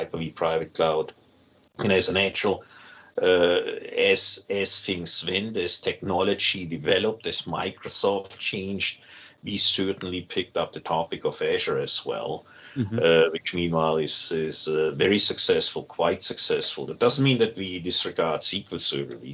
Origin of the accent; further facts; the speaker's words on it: Germany; English is a second language; moved away as an adult; also born or lived in United States; I'm born in Germany.